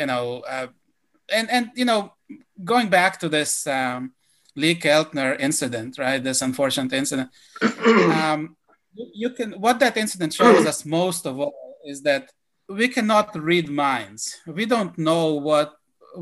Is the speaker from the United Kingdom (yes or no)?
no; Israel; now in United States; growing up in Israel